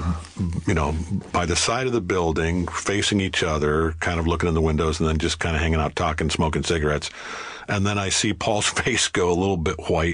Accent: Ohio, United States; also born or lived in Michigan; I was born in Michigan and, right. And moved to Ohio when I was 10 years old

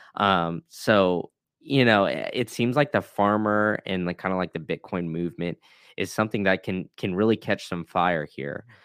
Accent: Austin, Texas, United States; I grew up in Austin

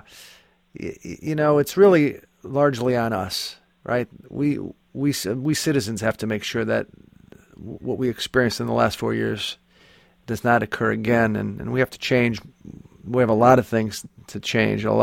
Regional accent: Scranton, Pennsylvania, United States; I'm from the same city as Joe Biden. I'm from Scranton as well

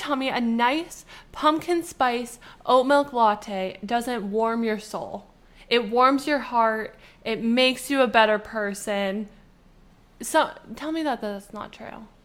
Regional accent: Canada; we're from Canada and it's snowy

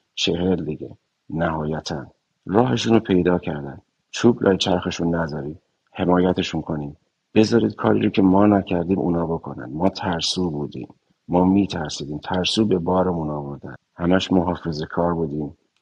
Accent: Iran; moved away; هممون به عنوان یک ایرانی

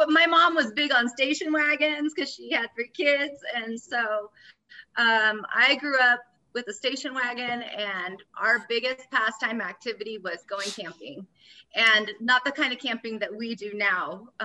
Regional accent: Willamette Valley, Oregon, United States; also born or lived in Florida; now in Bend, United States; Originally I'm from Florida, and then I grew up in the Valley in Oregon. So Lambert Valley. I moved to Bend when I was a teenager

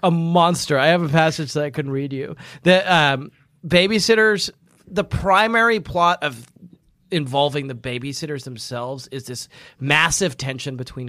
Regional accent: New York, United States; Oh, also, I'm from New York.

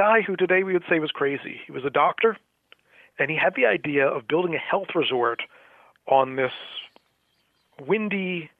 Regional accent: Atlantic City, New Jersey, United States; I grew up in Atlantic City, New Jersey. Was born there, grew up there, worked in a few casinos there

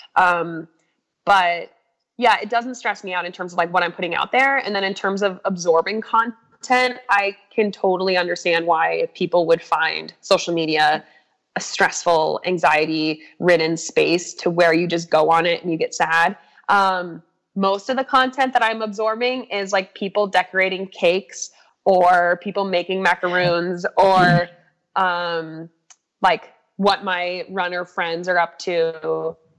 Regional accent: Crested Butte, Colorado, United States; now in Boulder, United States; i just love where i grew up so much

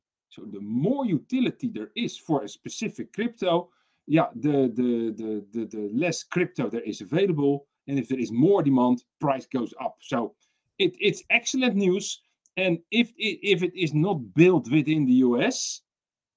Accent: Netherlands; I'm from the Netherlands

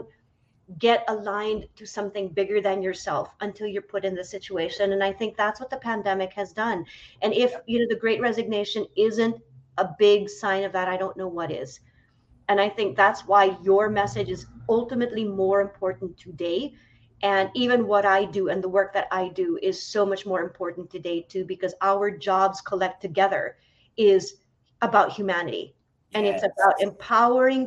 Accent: Philippines; moved away as an adult; also born or lived in New York City, United States; now in San Francisco, United States; I grew up in the Philippines, left the Philippines when I was 18 to study acting in New York

